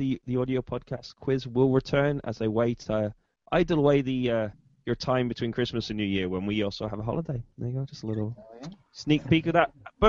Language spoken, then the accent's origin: English; the Northeast, North East England, United Kingdom; as I grew up in the Northeast